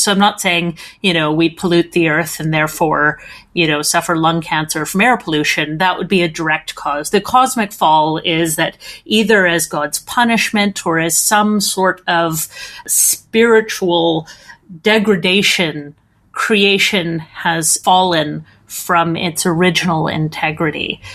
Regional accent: Edmonton, Alberta, Canada; accent: Canadian; my accent is Canadian, so I'm from uh, a town called Edmonton

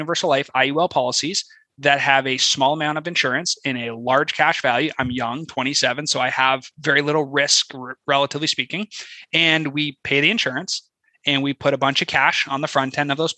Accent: Canada; moved away as an adult; now in United States; I'm Canadian, right? Originally

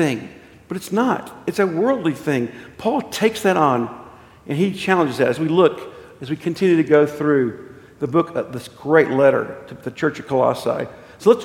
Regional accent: Amarillo, Texas, United States; my childhood growing up in Amarillo, Texas

